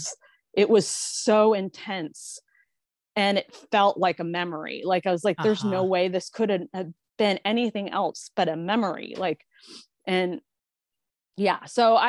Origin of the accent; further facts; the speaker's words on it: United States; Being American